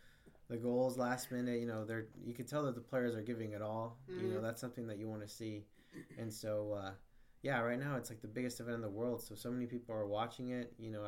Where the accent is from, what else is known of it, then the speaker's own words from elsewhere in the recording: United States; For me growing up, it was like I was always cheering for Mexico, even though I'm from the United States.